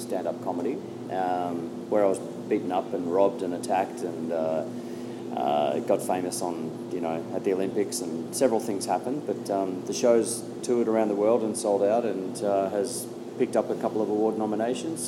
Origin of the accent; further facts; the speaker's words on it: Australia; I'm an Australian comedian